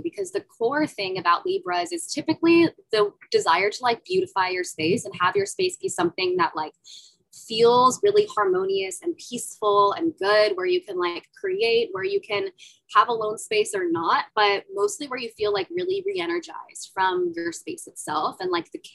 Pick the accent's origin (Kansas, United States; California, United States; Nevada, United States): California, United States; Central; I grew up in the Central Californian desert